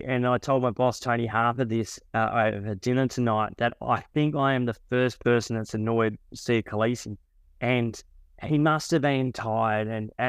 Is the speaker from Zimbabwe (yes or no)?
no; New Zealand; So even as a New Zealander